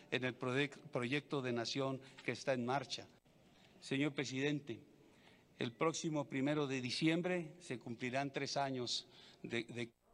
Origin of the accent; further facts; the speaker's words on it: Mexico; Como mexicanos